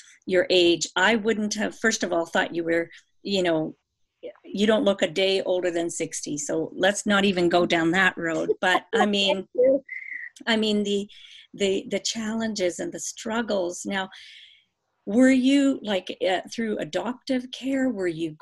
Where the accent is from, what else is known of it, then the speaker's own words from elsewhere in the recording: Canada; we're both Canadian sisters. And so I'm on the West Coast